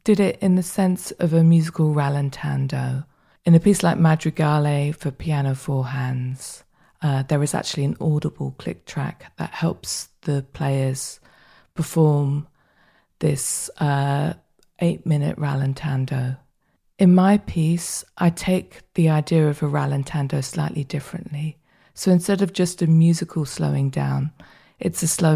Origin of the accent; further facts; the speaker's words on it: London, United Kingdom; moved away as an adult; now in Berlin, Germany; I was born in the United Kingdom and I grew up in southwest London, but now I live in Berlin